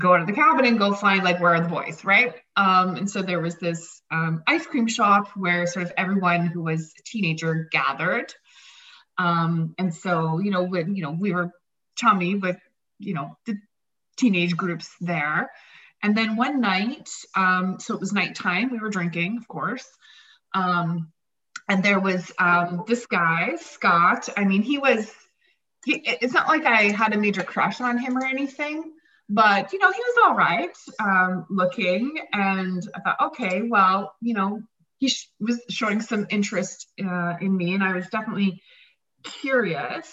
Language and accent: English; Saskatchewan, Canada; I'm from Saskatchewan